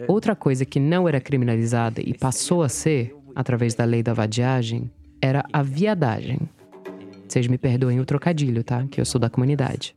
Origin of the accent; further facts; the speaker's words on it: United States; first language English; Portuguese is a second language; moved away as an adult; now in Brazil; Eu, que nasci e fui criada, morei nos Estados Unidos até os 19 anos